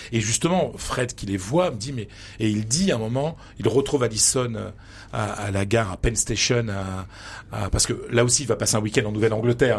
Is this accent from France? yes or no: yes; Pas-de-Calais, Hauts-de-France, France; moved away; je viens d'un petit village du Pas-de-Calais. Je viens d'une famille modeste.